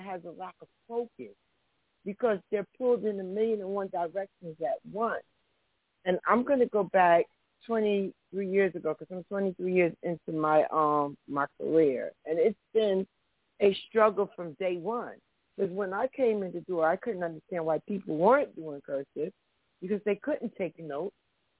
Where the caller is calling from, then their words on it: New Jersey, United States; I'm calling from New Jersey.